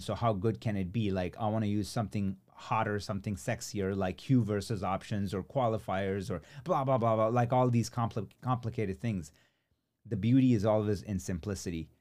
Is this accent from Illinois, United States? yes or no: yes; Chicago, Illinois, United States; Chicago, uh, which is my hometown